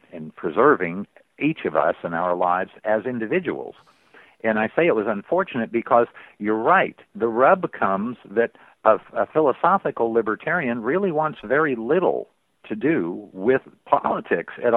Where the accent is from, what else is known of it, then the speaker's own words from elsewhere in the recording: New Hampshire, United States; I grew up in New Hampshire